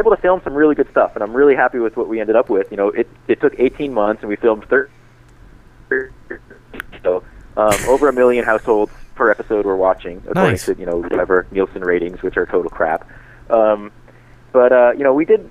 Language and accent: English; Boston, Massachusetts, United States; we're both from the East Coast. You know, I'm from Boston